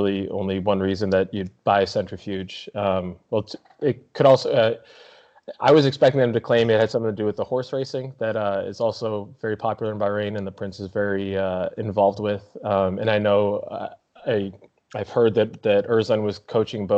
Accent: United States; I can't sit here as an American

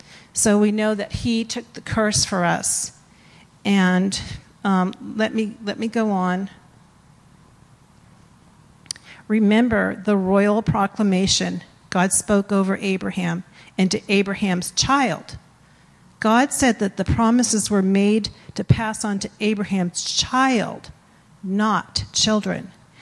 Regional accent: East Coast, United States; born there; I was born on the East Coast, I know you can't tell.

